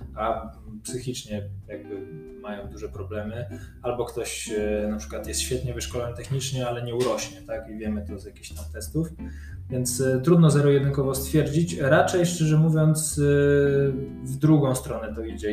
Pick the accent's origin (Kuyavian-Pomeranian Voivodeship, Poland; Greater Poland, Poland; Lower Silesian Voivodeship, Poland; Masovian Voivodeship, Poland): Greater Poland, Poland; Poznań; ja się urodziłem w Poznaniu, jestem całe życie z Poznaniem związany